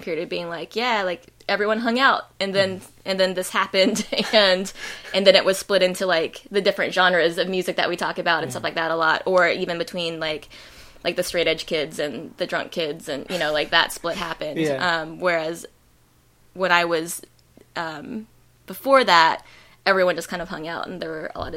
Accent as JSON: {"language": "English", "town": "Lexington", "region": "Kentucky", "country": "United States", "tie": "born or raised there", "also_born_or_lived": "Vermont", "moved": "as an adult", "said": "I grew up in Lexington"}